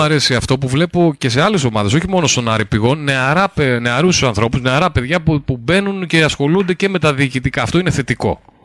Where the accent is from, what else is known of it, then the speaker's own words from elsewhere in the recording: Lekani, Eastern Macedonia and Thrace, Greece; εγώ κατάγομαι από τη Λεκάνη